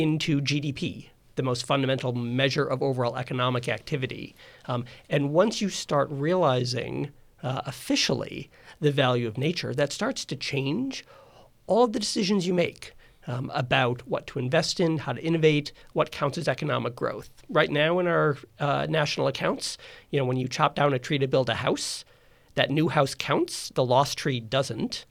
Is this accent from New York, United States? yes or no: yes; Rochester, New York, United States; I grew up in Rochester, New York